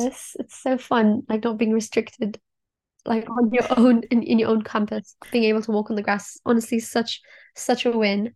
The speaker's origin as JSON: {"language": "English", "country": "Kenya", "moved": "yes", "lives_now": "Oxford, United Kingdom", "said": "I'm also from Kenya"}